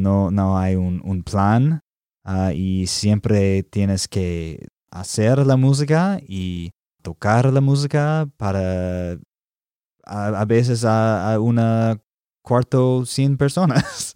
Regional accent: Alabama, United States; Spanish is a second language; moved away as an adult; also born or lived in Texas; now in Nashville, United States; nací en Alabama

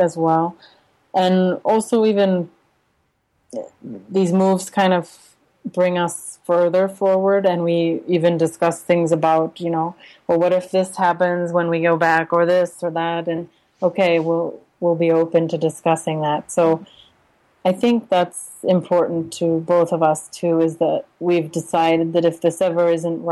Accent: United States; moved away as an adult; also born or lived in Uzbekistan / Russia; now in Santiago, Chile; as an American

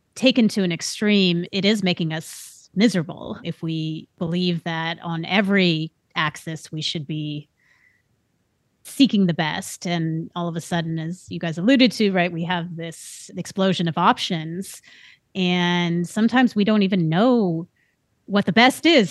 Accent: Bay Area, California, United States; I grew up in the Bay Area, which was on the cusp of this tech boom

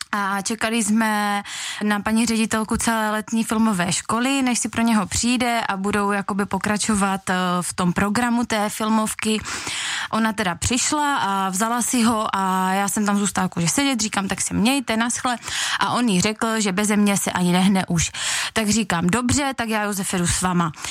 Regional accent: Veselí nad Moravou, South Moravian Region, Czechia; jsem z Veslí nad Moravou

